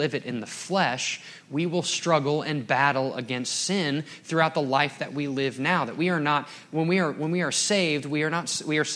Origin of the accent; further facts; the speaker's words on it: Dallas, Texas, United States; moved away as an adult; also born or lived in Colorado; growing up in Dallas-Fort Worth